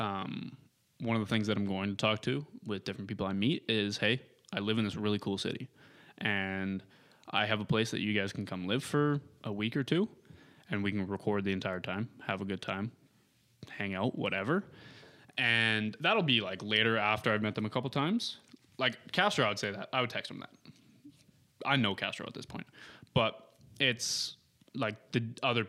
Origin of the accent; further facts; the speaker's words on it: Lethbridge, Alberta, Canada; now in Kelowna, Canada; Lethbridge may be my hometown, but this is my home